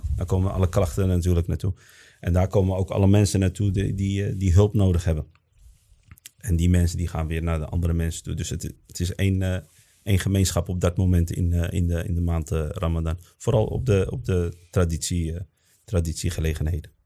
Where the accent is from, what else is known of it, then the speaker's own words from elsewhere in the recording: Netherlands; also born or lived in Morocco; wij zijn in Nederland ook geboren als moslims en opgevoed als moslims